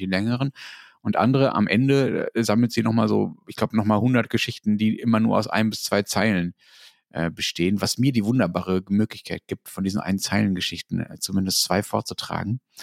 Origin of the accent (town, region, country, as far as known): Germany